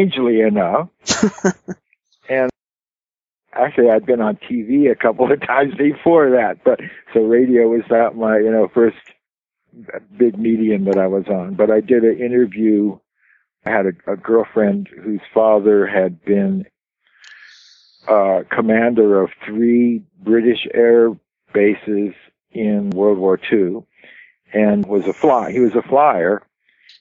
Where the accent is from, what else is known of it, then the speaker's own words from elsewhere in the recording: Los Angeles, California, United States; I was born in Los Angeles in California Hospital